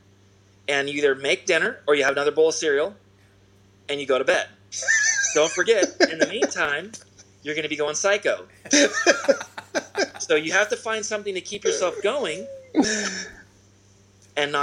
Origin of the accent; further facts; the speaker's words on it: Newport Beach, California, United States; In my hometown, Newport Beach, TK's Froghouse